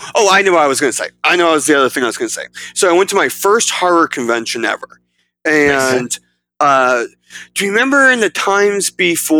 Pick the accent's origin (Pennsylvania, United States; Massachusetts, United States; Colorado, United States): Pennsylvania, United States; South Central; I am from South Central Pennsylvania